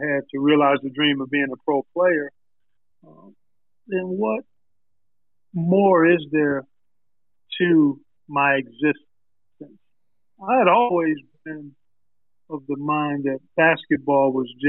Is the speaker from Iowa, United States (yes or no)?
no; Cleveland, Ohio, United States; I grew up in Cleveland, oldest of 5 kids